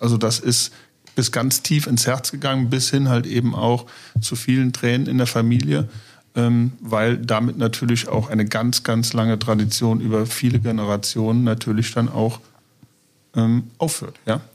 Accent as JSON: {"language": "German", "town": "Niederweiler", "region": "Rhineland-Palatinate", "country": "Germany", "tie": "born or raised there", "also_born_or_lived": "Trier", "said": "ich bin tatsächlich auf einem Bauernhof aufgewachsen, geboren in Trier"}